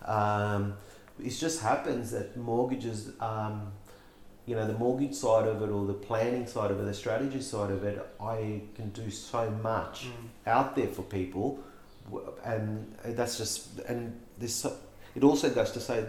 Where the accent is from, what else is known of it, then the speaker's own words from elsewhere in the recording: Melbourne, Victoria, Australia; We grew up in West Sunshine